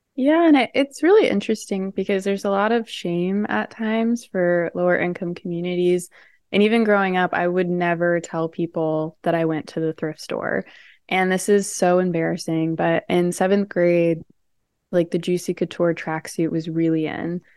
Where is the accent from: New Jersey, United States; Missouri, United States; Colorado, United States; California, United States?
Missouri, United States; St. Louis; I'm from Saint Louis, Missouri